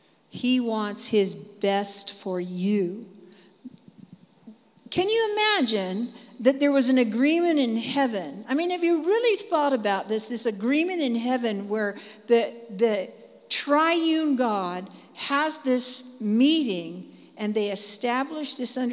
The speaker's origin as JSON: {"language": "English", "town": "Dallas", "region": "Texas", "country": "United States", "said": "Anyway, so that's who I am. I'm from Dallas. And I just hang out there, okay?"}